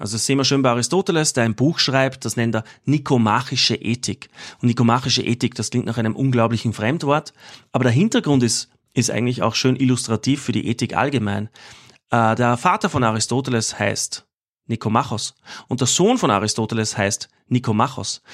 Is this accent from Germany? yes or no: no; Austria; als, als Österreicher